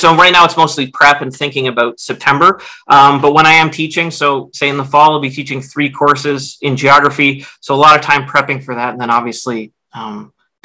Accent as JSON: {"language": "English", "town": "Vancouver", "region": "British Columbia", "country": "Canada", "tie": "born or raised there", "said": "I grew up in Vancouver and started off my undergraduate experience at UBC"}